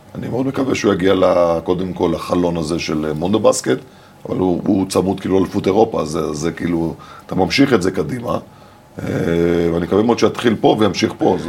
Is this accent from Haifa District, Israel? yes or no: yes; Haifa, Haifa District, Israel; אני גרתי בקריית חיים, ליד האצטדיון כדורגל של קריית חיים